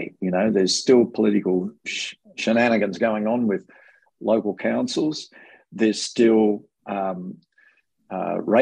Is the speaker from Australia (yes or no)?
yes; Tamworth, New South Wales, Australia; also born or lived in Armidale; I love growing up in the New England area, I grew up in South Tamworth and in Armidale as well for a period of about 10 years